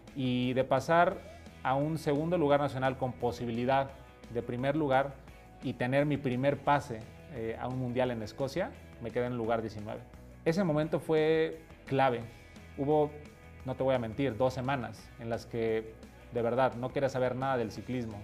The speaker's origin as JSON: {"language": "Spanish", "country": "Mexico", "said": "Soy mexicano, tengo 33 años"}